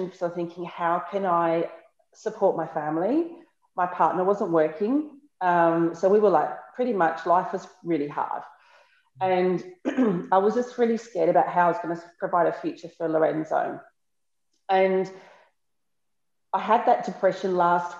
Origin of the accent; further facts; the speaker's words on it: Australia; moved away as an adult; also born or lived in Sydney, Australia / Bolzano, Italy / Naples, Italy; now in Martina Franca, Italy; I'm from Australia